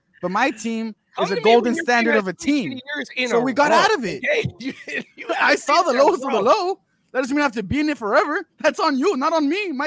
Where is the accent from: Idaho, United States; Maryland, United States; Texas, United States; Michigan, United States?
Texas, United States; Laredo; I was in Laredo